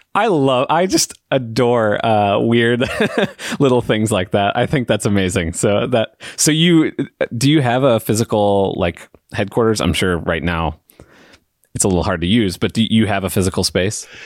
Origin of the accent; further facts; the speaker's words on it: United States; I'm, I'm from America